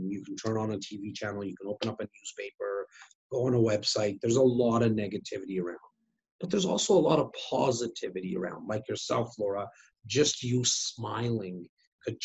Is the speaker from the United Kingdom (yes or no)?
yes; Wrexham, Wales, United Kingdom; moved away; But I'm born and raised in Wrexham. That's where my heart is at, for sure.